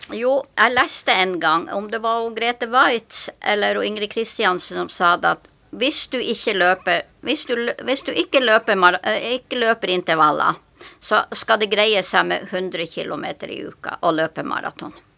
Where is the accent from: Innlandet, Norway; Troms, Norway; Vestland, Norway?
Troms, Norway; Tromsø; now in Sørlandet, Norway; jeg er født i Tromsø, og som min mor og far og mine søsken bodde på ei øy som heter Håja. Det ligger utenfor Kvaløya, ut i, langt ute i havet. Og der jeg, bodde jeg til jeg var sju år.